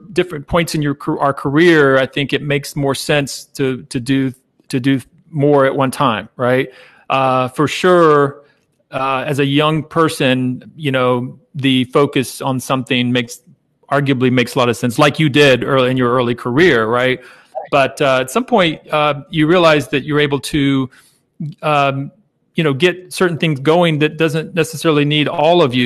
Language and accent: English; Jacksonville, Florida, United States; also born or lived in Savannah, Georgia; I grew up in the Jacksonville area, Jacksonville, Florida